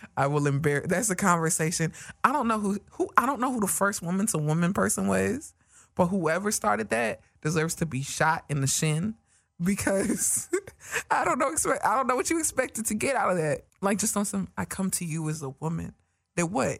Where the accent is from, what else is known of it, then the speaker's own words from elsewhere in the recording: New York, United States; accent: New York; my New York accent